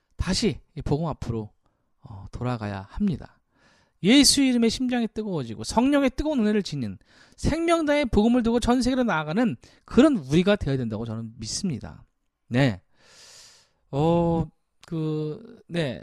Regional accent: South Korea; 우리 대한민국 사람으로서

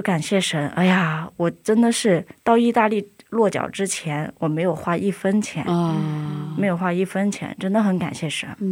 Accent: China; moved away; 我是中国人

